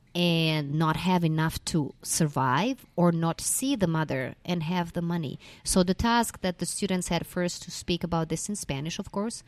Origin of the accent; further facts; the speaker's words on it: Mostar, Federation of Bosnia and Herzegovina, Bosnia & Herzegovina; moved away as an adult; I'm originally a Croatian from Bosna and Herzegovina, and I started with the I B about ten years ago in my school in my hometown, Mostar.